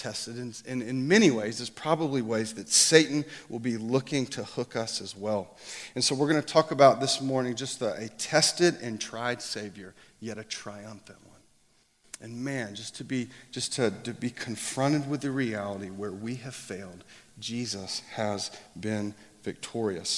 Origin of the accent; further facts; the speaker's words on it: Atlanta, Georgia, United States; now in Boise, United States; I'm originally from Atlanta, but we live in Boise now